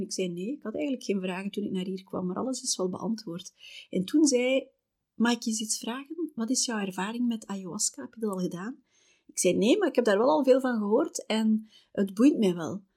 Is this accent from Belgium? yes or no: yes; Belgium; wij komen uit België.